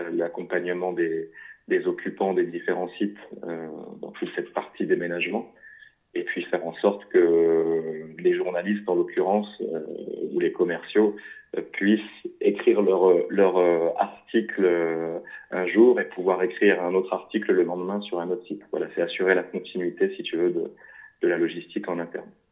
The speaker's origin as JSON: {"language": "French", "town": "Lille", "region": "Hauts-de-France", "country": "France", "said": "je suis originaire du nord de la France, de Lille"}